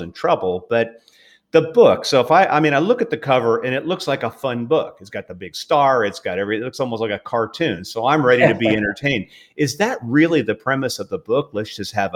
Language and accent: English; Southern California, United States; also born or lived in Australia; I grew up in Southern California, so, you know, I was maybe 30 miles from Disneyland